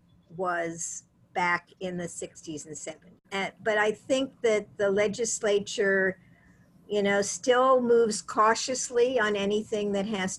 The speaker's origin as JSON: {"language": "English", "region": "Ohio", "country": "United States", "tie": "born or raised there", "moved": "yes", "lives_now": "Massachusetts, United States", "said": "my home state of Ohio"}